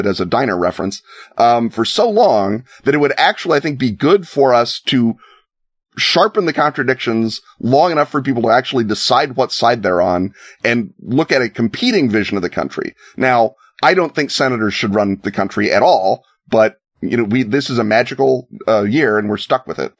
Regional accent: United States; legitimately as an American

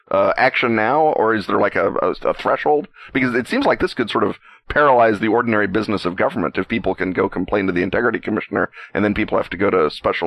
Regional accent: United States; As an American

